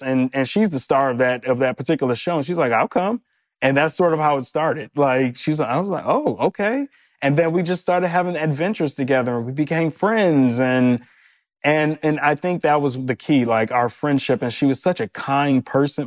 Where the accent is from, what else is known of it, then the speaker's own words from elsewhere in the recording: Detroit, Michigan, United States; moved away; also born or lived in New York; we're both from Detroit, uh, both born in the same hospital, w-, grew up on the same side of Detroit